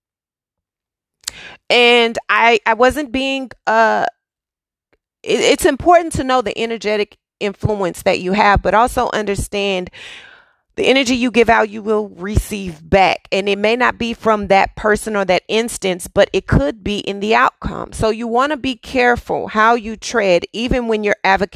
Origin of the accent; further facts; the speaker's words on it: Dallas, Texas, United States; moved away; I am from Texas. Yes, I am from Dallas. I am born and raised city girl